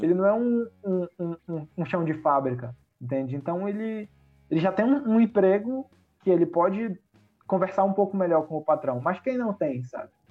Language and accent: Portuguese; Brazil; moved away; eu, como brasileiro, assim, por mais que não viva no Brasil, tenho. Todos os meus amigos estão aí, a minha família toda está aí